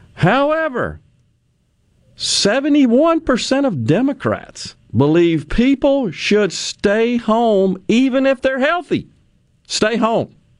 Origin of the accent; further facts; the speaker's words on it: Ridgeland, Mississippi, United States; my hometown of Ridgeland